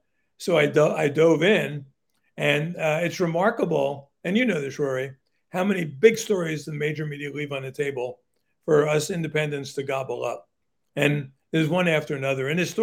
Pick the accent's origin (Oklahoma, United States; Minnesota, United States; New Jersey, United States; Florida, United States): New Jersey, United States; Newark; I grew up in Newark, New Jersey, which was sort of the poster child for urban dysfunction.